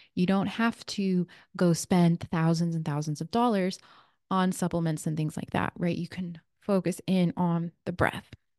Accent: Redondo Beach, California, United States; now in Sedona, United States; I grew up in Redondo Beach, California

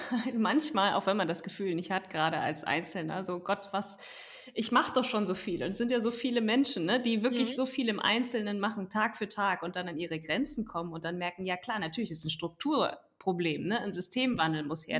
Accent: Germany; bei uns in Deutschland

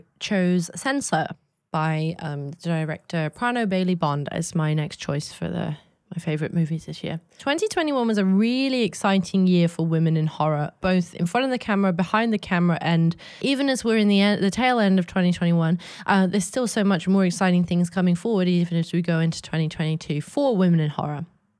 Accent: England, United Kingdom; born there; I was born in England in the early 90s

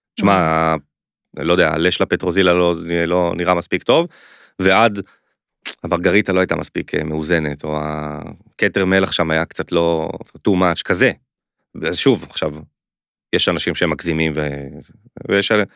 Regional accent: Jerusalem, Jerusalem District, Israel; moved away; also born or lived in Tel Aviv; מחובר מאוד לירושלים, כאילו גדלתי שם, אבל גדלתי הרבה שם

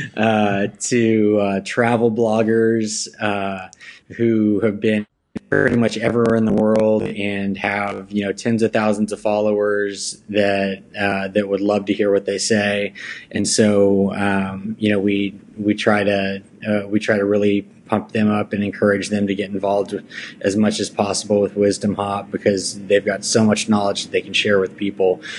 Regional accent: Plano, Texas, United States; also born or lived in Los Angeles, California; I grew up in the Dallas area, North Dallas, uh, West Plano

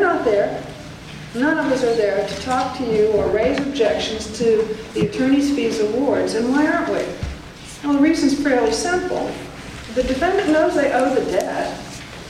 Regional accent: Southern Arizona, United States; I'm from Southern Arizona

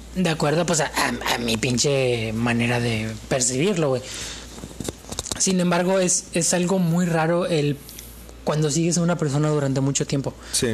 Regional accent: Mexico; Yo soy mexicano

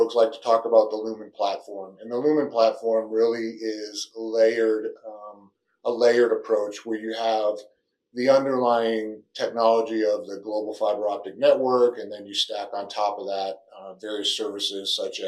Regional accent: Northeast, United States; moved away as an adult; now in Texas, United States; I'm originally from the Northeast

